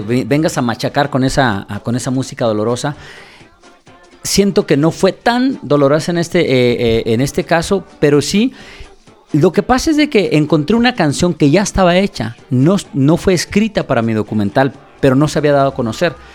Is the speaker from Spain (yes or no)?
no; Mexico; now in New York, United States; yo soy un mexicano que radico en Estados Unidos